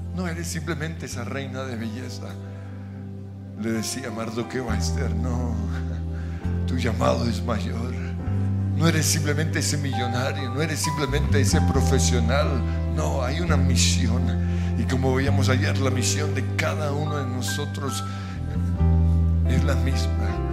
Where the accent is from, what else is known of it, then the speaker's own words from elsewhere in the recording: Colombia; nacimos en Colombia